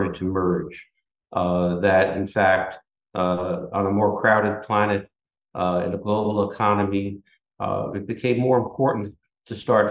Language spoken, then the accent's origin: English; New York City, New York, United States; also born or lived in Buffalo; I grew up in New York City.